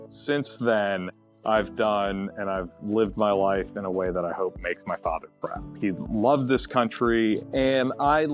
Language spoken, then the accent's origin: English; Fayetteville, North Carolina, United States; now in Charlotte, United States; I grew up in Fayetteville